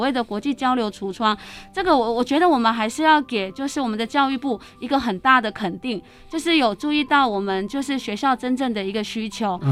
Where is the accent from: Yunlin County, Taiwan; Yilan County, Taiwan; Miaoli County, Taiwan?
Miaoli County, Taiwan; also born or lived in Taipei; 我来自苗栗哈，从小到大，除了就是在念大学的时候有到台北，其他时间都在苗栗